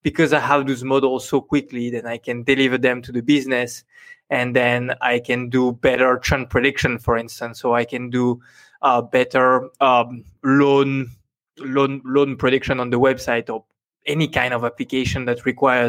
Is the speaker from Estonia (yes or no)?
no; France; accent: French; English is a second language; now in Singapore; I have very... tough French accent